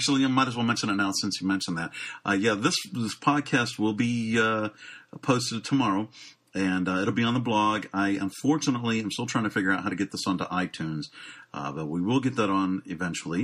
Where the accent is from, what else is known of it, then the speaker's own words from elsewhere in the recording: Pittsburgh, Pennsylvania, United States; Pittsburgh, Pennsylvania, my hometown